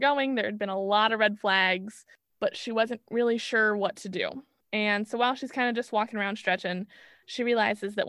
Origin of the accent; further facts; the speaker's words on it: Blue Springs, Missouri, United States; I was the Tomb Raider of Blue Springs, Missouri